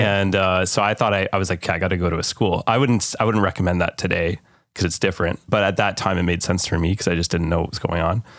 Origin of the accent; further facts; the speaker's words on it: Canada; as a Canadian